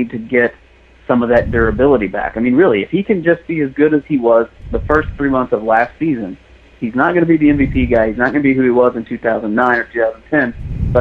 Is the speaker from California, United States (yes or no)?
no; Missouri, United States; moved away; I grew up in Missouri. I think for my friends back home in Missouri